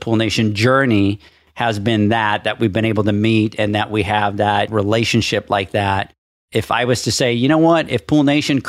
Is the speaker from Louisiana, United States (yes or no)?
no; California, United States; now in Texas, United States; And I came from California and I used to joke around about it all the time.